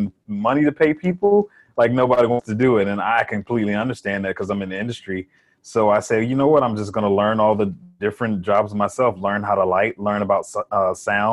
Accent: Columbus, Georgia, United States; also born or lived in Miami, Florida; now in Atlanta, United States; I was born in Miami, Florida. My father passed away when I was a baby, and my mother moved to Georgia. And I'd spent most of my life here. I was in Columbus, Georgia for a while, and then I moved to Atlanta

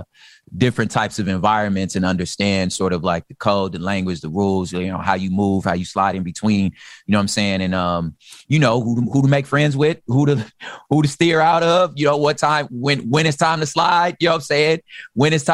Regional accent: Los Angeles, California, United States; So I'm originally from South Central. Same thing, moved around a lot. I lived on the east side though

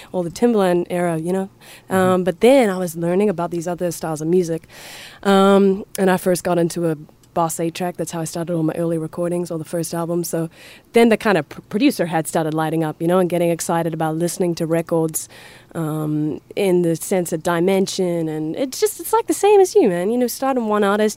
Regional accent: Hamilton, Waikato, New Zealand; moved away as an adult; from New Zealand

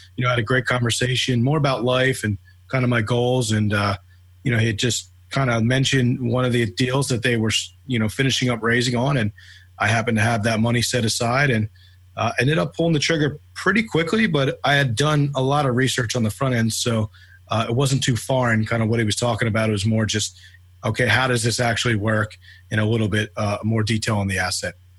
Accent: Philadelphia, Pennsylvania, United States; moved away as an adult; now in Atlanta, United States; born and raised in Philadelphia. I've been in Atlanta, Georgia now for uh, about six and a half years

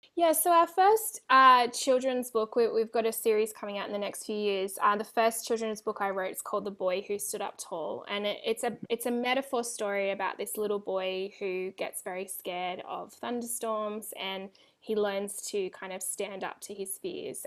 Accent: Australia; moved away as an adult; now in California, United States; I'm Australian

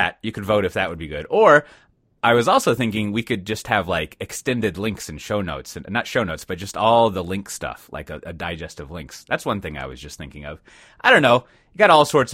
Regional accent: Texas, United States; being a Texan

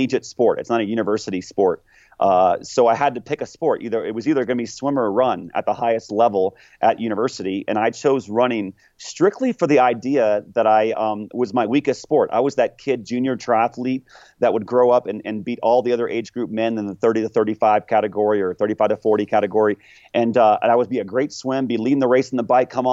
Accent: just north of Orlando, Central Florida, United States; I grew up in Central Florida, just north of Orlando

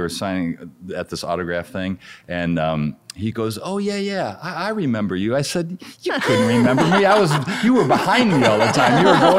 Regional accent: Michigan, United States; I grew up in Michigan.

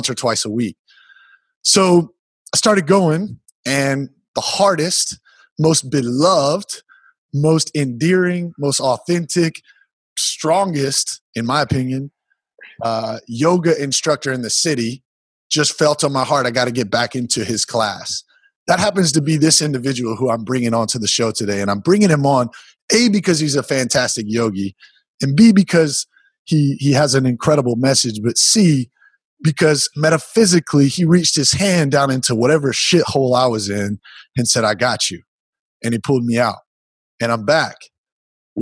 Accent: South Carolina, United States; I wasn't taught yoga growing up in South Carolina

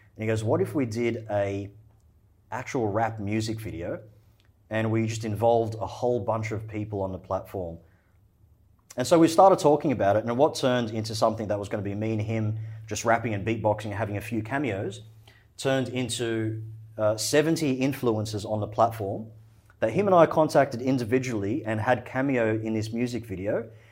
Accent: Australia; also born or lived in Egypt; I was born in Egypt. Uh, my family's from Egypt. We immigrated to Australia when I was four years old

